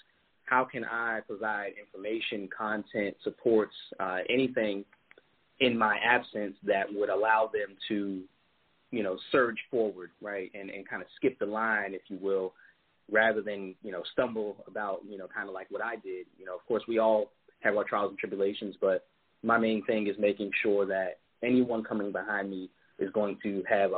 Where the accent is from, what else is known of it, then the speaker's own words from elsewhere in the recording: Pittsburgh, Pennsylvania, United States; I grew up in Pittsburgh, Pennsylvania, one of six children, the second oldest.